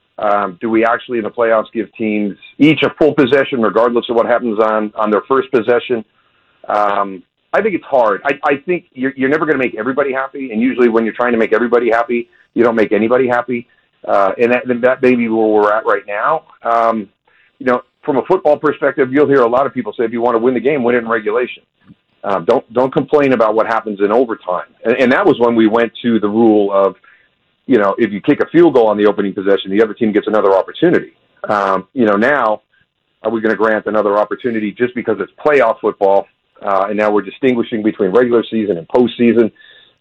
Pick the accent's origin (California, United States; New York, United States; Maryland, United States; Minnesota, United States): New York, United States; Western; I grew up in Western New York